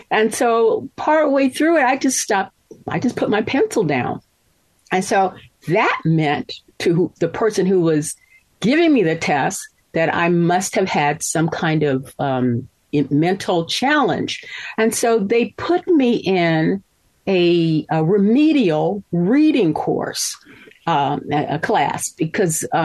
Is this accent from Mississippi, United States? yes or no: yes; Mississippi, United States; born there; I was born in Mississippi, and by the grace of God, um, my folks, even though they split up, they thought that my getting a good education was their primary responsibility.